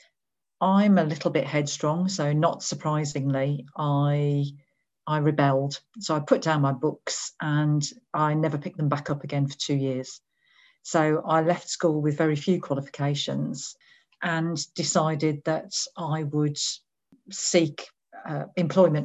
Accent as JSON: {"language": "English", "town": "Birmingham", "region": "West Midlands", "country": "United Kingdom", "tie": "born or raised there", "said": "So I was born in Birmingham in the West Midlands, which is sort of in the middle of England."}